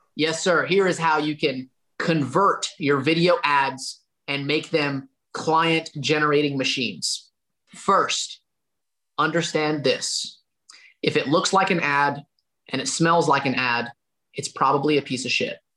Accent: Dalton, Georgia, United States; within a 30 mile radius of my hometown of Dalton, Georgia

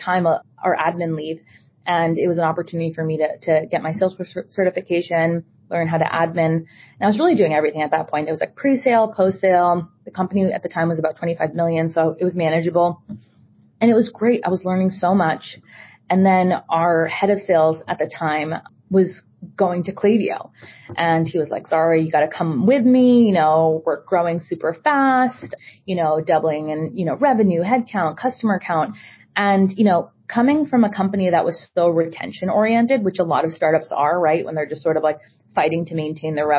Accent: Boston, Massachusetts, United States; born and raised in Boston, Massachusetts.

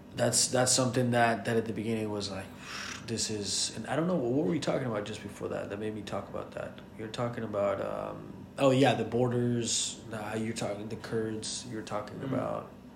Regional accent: Colombia; English is a second language; now in United States; when you grow up in Colombia, you're just another Colombian, and then when you move to the States

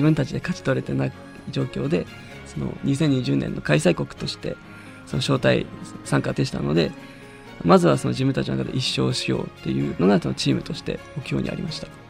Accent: Hirosaki, Aomori, Japan; moved away as an adult; 地元が青森で祖父がりんご畑をやっていた

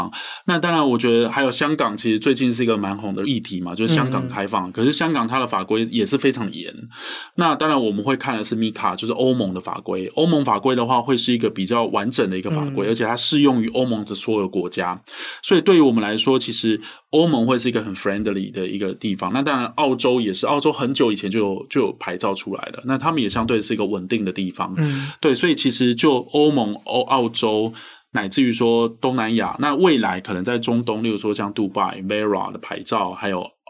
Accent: Taiwan; 那我们是台湾人嘛？

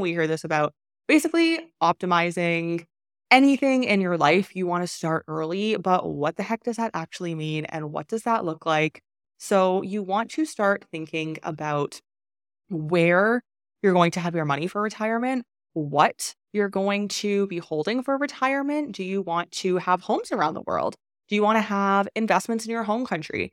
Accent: Canada; moved away as an adult; I was born in Canada

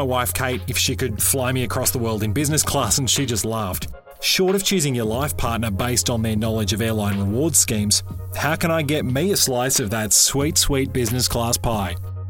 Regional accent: Australia; Now, I'm an Aussie, and Chris is also an Aussie, so we talk about Aussie supermarkets, Coles and Woolworths, and Aussie airlines, Qantas and Virgin Australia

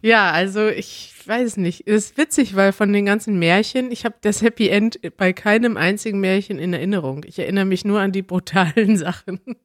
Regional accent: Mexico; German is a second language; ich komme aus Mexiko und ich lerne Deutsch schon seit fast zwei Jahren

